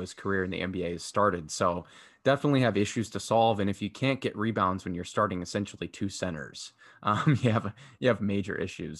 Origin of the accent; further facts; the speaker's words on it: Chicago, Illinois, United States; My hometown, Chicago